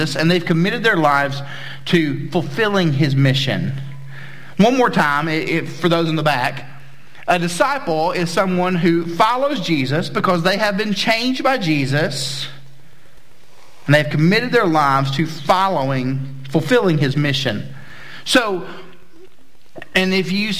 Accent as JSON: {"language": "English", "region": "southeast Tennessee", "country": "United States", "moved": "yes", "said": "I'm from Tennessee originally, but where I'm from in Tennessee is the southeast corner, which is right above the state of Georgia"}